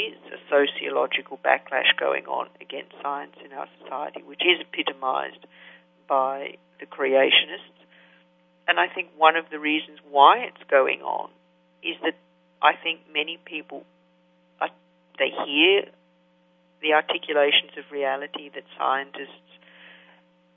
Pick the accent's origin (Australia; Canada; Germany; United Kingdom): Australia; now in United States; I was brought up in Australia